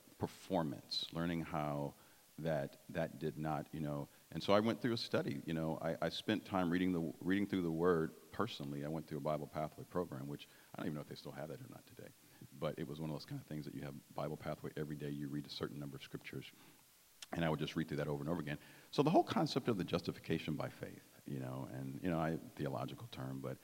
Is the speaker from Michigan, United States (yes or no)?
yes; Detroit, Michigan, United States; growing up in Detroit